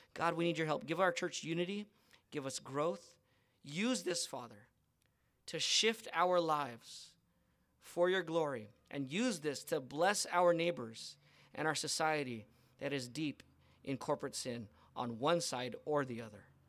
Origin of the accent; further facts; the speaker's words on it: United States; I'm a Filipino American